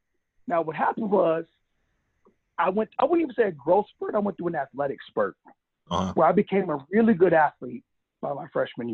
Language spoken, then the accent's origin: English; Los Angeles, California, United States; I grew up in South Central LA on 2nd Avenue in Slauson, like in the hood, like not pretend hood, like in the hood.